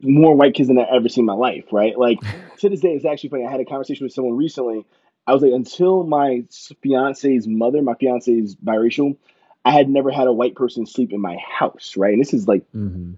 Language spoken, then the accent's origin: English; Yonkers, New York, United States; I'm from Yonkers, New York